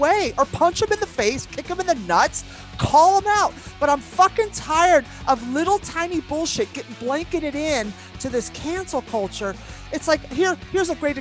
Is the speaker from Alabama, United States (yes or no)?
no; New York City, New York, United States